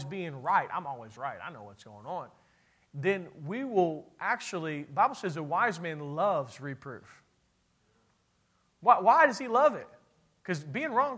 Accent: Kentucky, United States; I'm from Kentucky, and that's what we

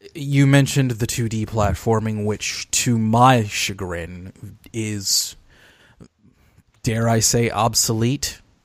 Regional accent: Detroit, Michigan, United States; my hometown of Detroit

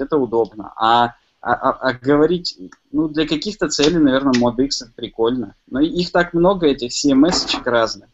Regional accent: Chelyabinsk, Chelyabinsk Oblast, Russia; Я сам из Челябинска

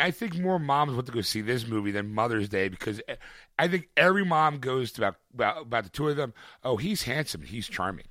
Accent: Philadelphia, Pennsylvania, United States; I can say I am from Philadelphia

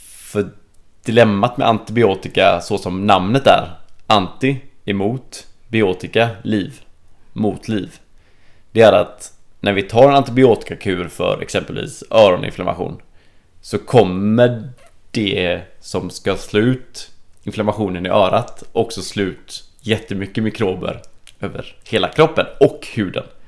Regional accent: Sweden

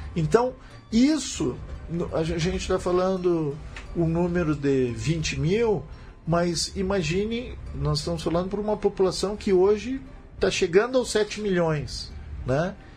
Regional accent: Brazil; como brasileiro

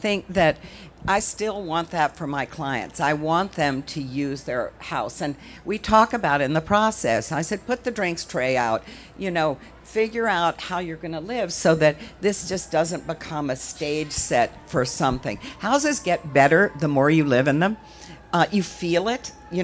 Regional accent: Virginia, United States; When I was growing up in Virginia, my family, they were very horsey

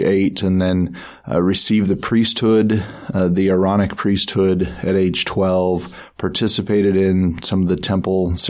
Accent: Salt Lake area, Utah, United States; my sister and I went to live with my mother's family down in the Salt Lake area

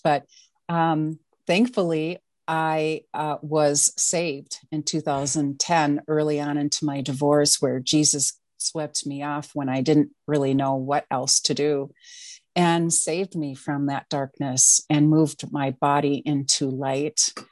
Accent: Wisconsin, United States; now in Minneapolis, United States; I'm originally from Wisconsin.

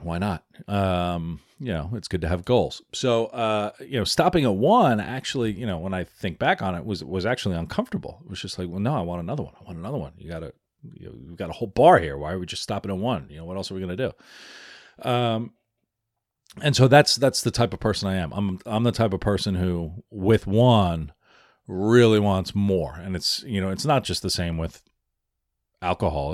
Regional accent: New York City, New York, United States; also born or lived in Philadelphia / Washington, D.C.; I'm an Irish American. Uh, I live in New York, right? It's I was born in the Bronx.

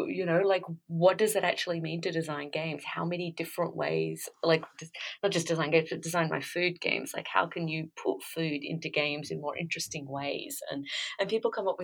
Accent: Australia; I came from, I grew up in Australia

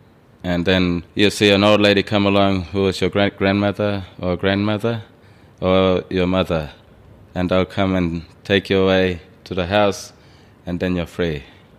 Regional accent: Perth, Western Australia, Australia; I grew up in Perth City. I don't know Namajira.

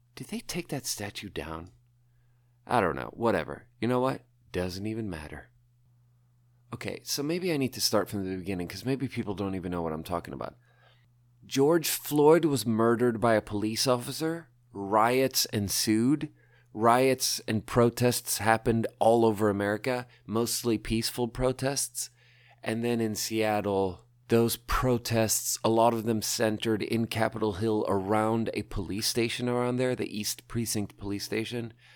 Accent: Malmö, Skåne, Sweden; I grew up in, I was born in Malmö. I grew up around there.

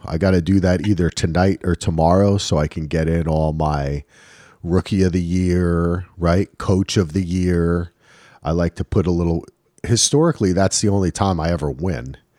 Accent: New Jersey, United States; the concrete jungle of New Jersey, man. Come on. I'm from the, I'm from the burbs, baby.

